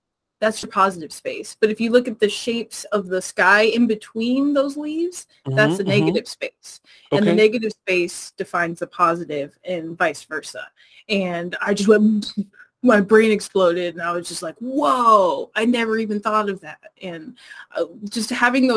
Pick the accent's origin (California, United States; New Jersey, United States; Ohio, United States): California, United States; Bay Area; I'm from the Bay Area originally